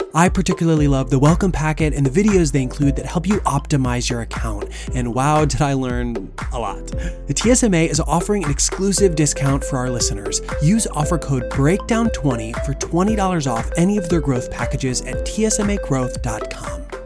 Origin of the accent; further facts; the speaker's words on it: Western Massachusetts, United States; I grew up in Western Massachusetts